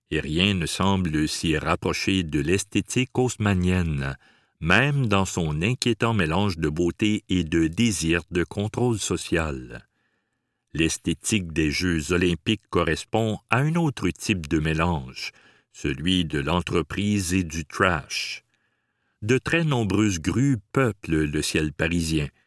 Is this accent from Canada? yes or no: yes; Chicoutimi, Quebec, Canada; Comme lui, j'ai grandi à Chicoutimi.